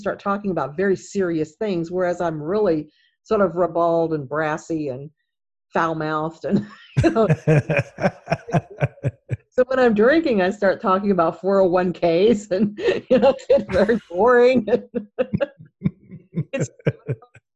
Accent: Kentucky, United States; now in California, United States; I'm from Kentucky

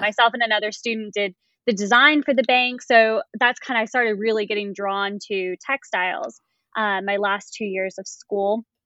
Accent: Raleigh, North Carolina, United States; I'm from Raleigh, North Carolina

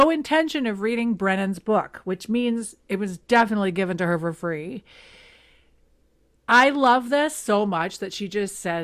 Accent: the Maritimes, Canada; moved away; also born or lived in Toronto; I was living in Toronto and I was from the Maritimes

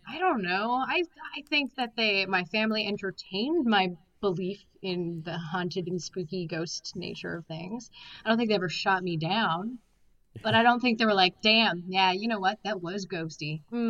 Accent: Alberta, Canada; I'm from Alberta, so the opposite side of where you are, right?

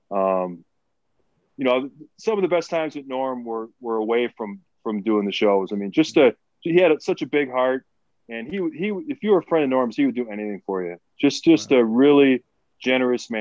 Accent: Milwaukee, Wisconsin, United States; I grew up in Milwaukee

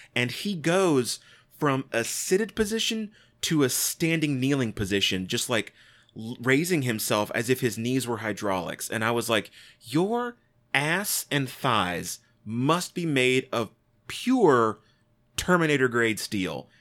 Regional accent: United States; I'm an American. I say ballot

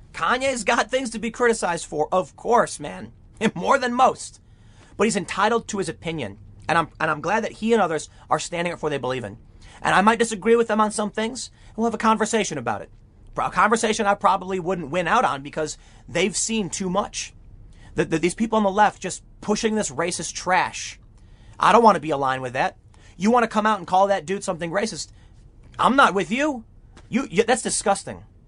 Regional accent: Chicago, Illinois, United States; moved away; also born or lived in New York City, New York; I grew up in Chicago

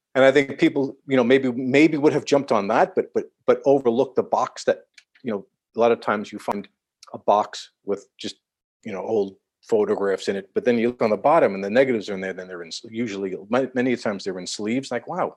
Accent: New York City, New York, United States; I'm born and raised in Manhattan, born in New York City

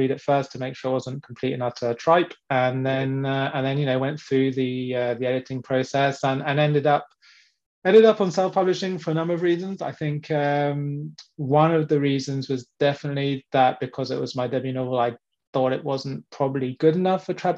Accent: England, United Kingdom; now in France; born and brought up in England, and then came across with my parents in the mid-90s

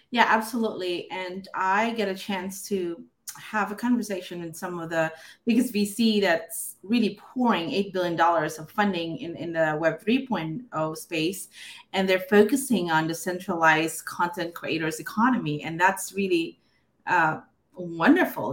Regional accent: Philippines; I grew up in the Philippines

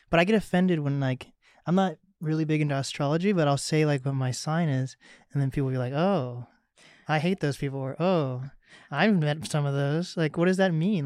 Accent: Mercer Island, Washington, United States; I grew up on Mercer Island

